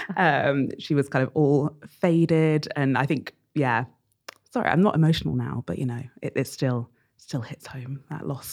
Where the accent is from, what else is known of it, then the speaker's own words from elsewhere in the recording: Bedford, East of England, United Kingdom; So I grew up in Bedford, which is a town about an hour north of London